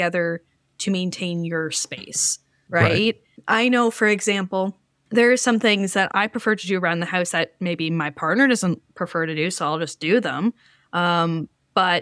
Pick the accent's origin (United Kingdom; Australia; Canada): Canada